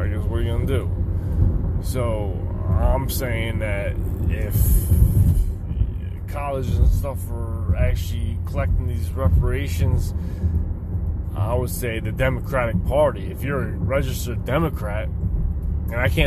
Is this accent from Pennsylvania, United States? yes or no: yes; right outside of Philadelphia, Pennsylvania, United States